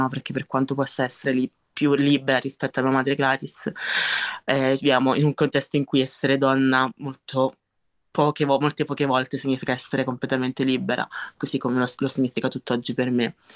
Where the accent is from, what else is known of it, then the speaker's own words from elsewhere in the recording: Italy; La verità è che non posso essere solo italiana perché, perché io sono anche nigeriana, sono anche nigeriana anche solo per background, perché lo sono i miei genitori